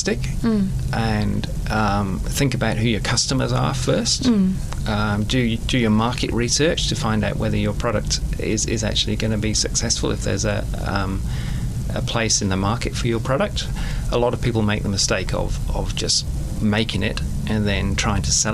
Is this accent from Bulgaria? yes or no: no; England, United Kingdom; now in New Zealand; I'm from England